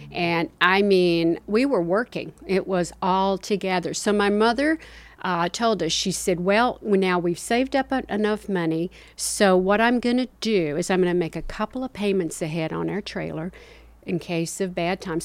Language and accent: English; Spartanburg, South Carolina, United States; also born or lived in Kingsport, Tennessee / Georgia; we finally settled in Spartanburg, South Carolina. And during that time, I went to grammar school and, uh, high school